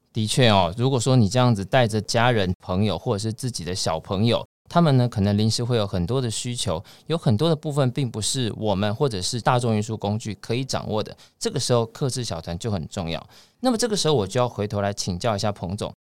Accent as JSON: {"language": "Chinese", "country": "Taiwan", "said": "我们台湾人"}